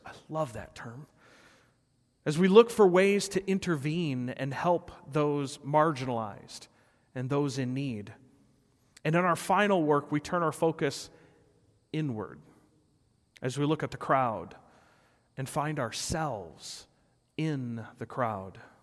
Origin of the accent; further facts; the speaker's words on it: Rockford, Illinois, United States; my hometown of Rockford.